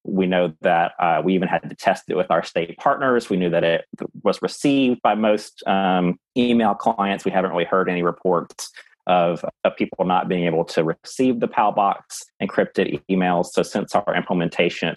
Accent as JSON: {"language": "English", "region": "Louisiana", "country": "United States", "said": "I'm from Louisiana"}